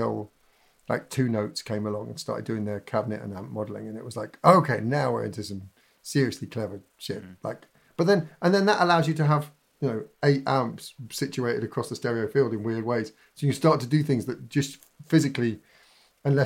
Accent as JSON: {"language": "English", "town": "Berwick-upon-Tweed", "region": "North East England", "country": "United Kingdom", "tie": "born or raised there", "said": "I grew up in Berwick-on-Tweed. My teen years were in Berwick-on-Tweed"}